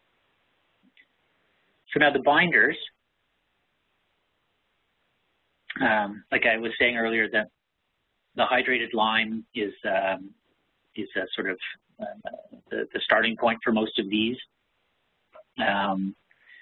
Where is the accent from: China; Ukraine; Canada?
Canada; I'm a Canadian